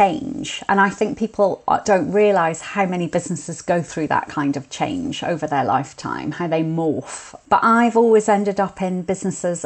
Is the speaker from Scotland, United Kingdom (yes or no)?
yes; Edinburgh, Scotland, United Kingdom; I grew up in Edinburgh.